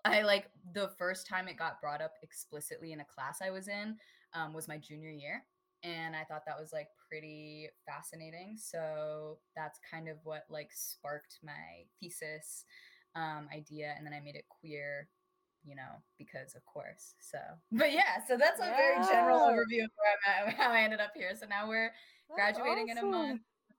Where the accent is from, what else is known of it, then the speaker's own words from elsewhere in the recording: Torrance, California, United States; I'm currently 21 years old, going on 22 May 1st, so we're getting there. Born and raised in Torrance, California. It's a suburb of Los Angeles